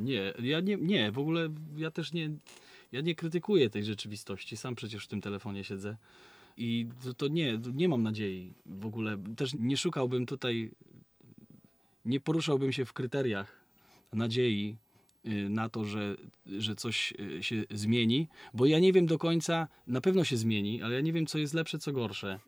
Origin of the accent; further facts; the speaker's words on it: Szczecin, West Pomeranian Voivodeship, Poland; My, my pochodzimy z takiego miasta, które y, jest na Dzikim Zachodzie, nazywa się Szczecin